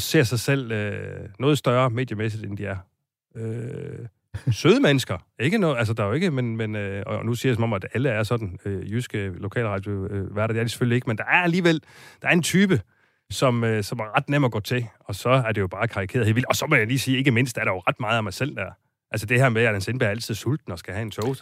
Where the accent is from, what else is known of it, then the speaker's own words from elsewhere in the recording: Silkeborg, Central Denmark Region, Denmark; i Silkeborg, hvor jeg kommer fra